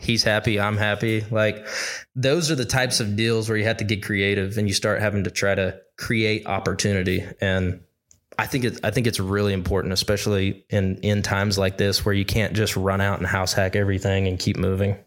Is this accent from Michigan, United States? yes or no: no; Arkansas, United States; I grew up in Arkansas